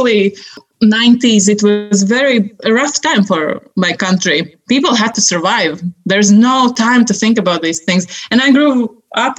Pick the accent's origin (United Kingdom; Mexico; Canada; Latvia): Latvia; English is a second language; moved away as an adult; also born or lived in Sweden / Miami, United States; I was growing up in such a small village with, I didn't even know that we have two languages in country, Russian and Latvian